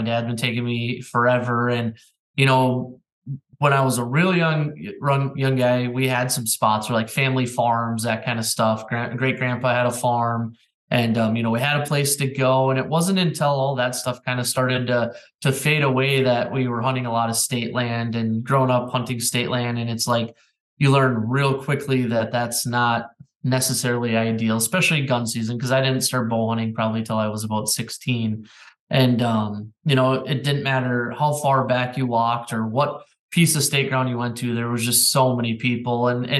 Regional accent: Minnesota, United States; You know, Minnesota is one of those states tha

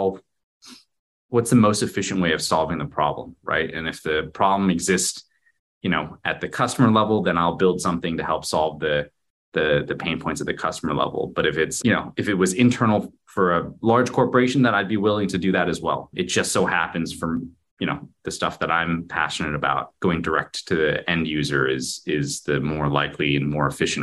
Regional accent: Garden Grove, California, United States; I grew up in a little city called Garden Grove

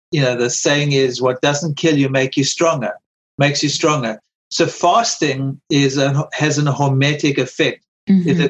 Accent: South Africa; now in United States; I remember when I came from South Africa, for instance, you know, in South Africa, you used to much smaller portions. You come to America, the portions are so huge

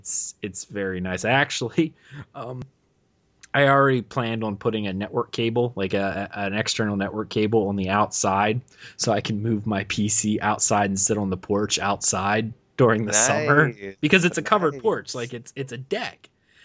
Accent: Pennsylvania, United States; I'm from like rural Pennsylvania, and it just kind of feels weird.

